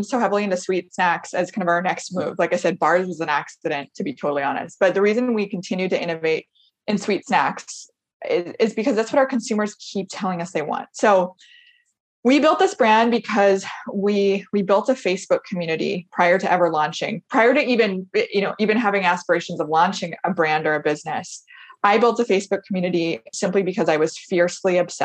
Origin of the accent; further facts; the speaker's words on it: Portland, United States; I'm from Portland